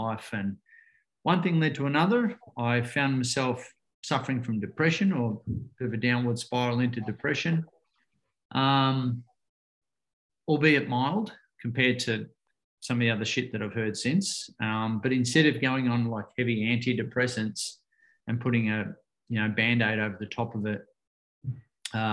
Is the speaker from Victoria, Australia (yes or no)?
yes; Ocean Grove, Victoria, Australia; I grew up in Ocean Grove here in Victoria, about an hour and a half out of Melbourne, down on the coast